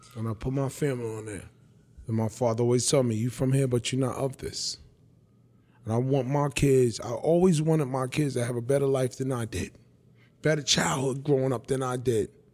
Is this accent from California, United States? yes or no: no; New York City, New York, United States; also born or lived in Bronx, New York; I was born and raised in Brooklyn. Tompkins Projects, nineteen sixty-eight. I grew up the first nine years of my life in Coney Island, Marlboro Projects. And then at thirteen, I went to live with my dad in the Bronx.